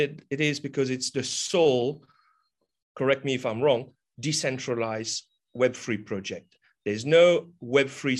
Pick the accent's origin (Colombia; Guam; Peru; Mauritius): Mauritius; also born or lived in Australia; now in Rodrigues, Mauritius; I'm from Mauritius Island. I currently reside on the sister island called Rodriguez.